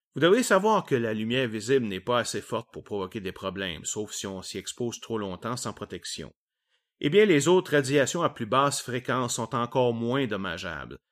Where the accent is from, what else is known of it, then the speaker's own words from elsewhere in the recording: Quebec, Canada; accent: Québécois; mon accent québécois et mes anglicismes nombreux